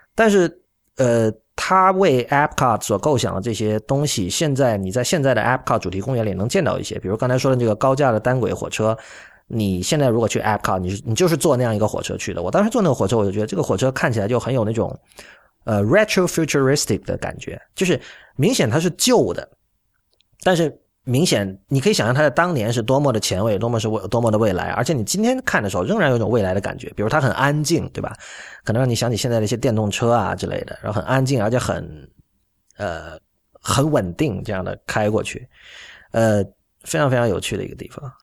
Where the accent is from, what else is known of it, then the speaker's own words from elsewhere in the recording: Shenzhen, Guangdong, China; now in Shanghai, China; 我是在深圳长大的